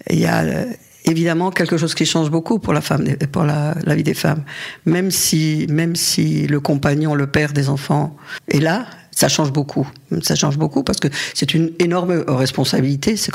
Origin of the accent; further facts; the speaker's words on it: Algeria; born there; j'ai des photos de lui quand je suis née en Algérie.